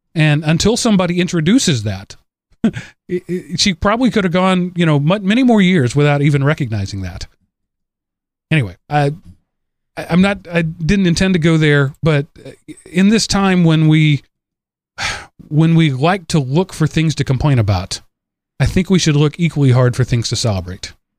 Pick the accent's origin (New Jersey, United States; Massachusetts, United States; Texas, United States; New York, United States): Texas, United States; North; moved away; I'm from North Texas.